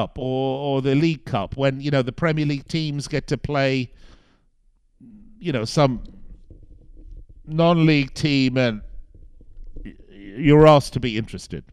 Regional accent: United Kingdom; I'm British

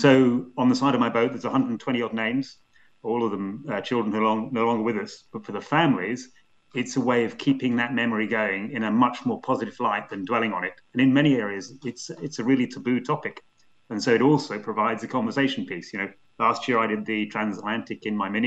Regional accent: Scotland, United Kingdom; I have a Welsh grandfather, an Irish grandfather, and I grew up in Scotland

